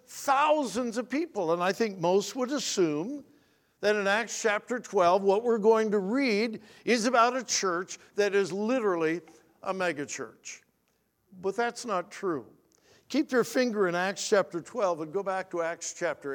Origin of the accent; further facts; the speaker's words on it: Southern California, United States; moved away as an adult; also born or lived in Wichita, Kansas / New Philadelphia, Ohio / Westerville, Ohio; I grew up in Southern California, and all the churches had Sunday night services